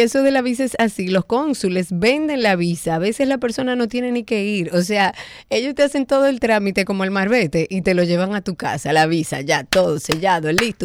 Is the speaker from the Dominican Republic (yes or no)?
yes; Dominican Republic; nosotros como dominicanos